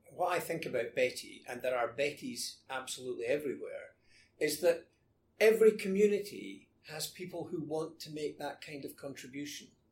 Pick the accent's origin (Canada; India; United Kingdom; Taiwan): United Kingdom; Scotland; moved away as an adult; also born or lived in London